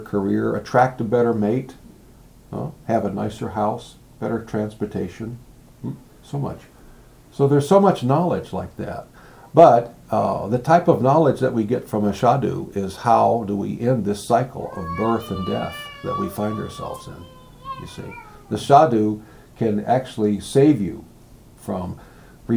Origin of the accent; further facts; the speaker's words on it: United States; I'm an American, I'm a boy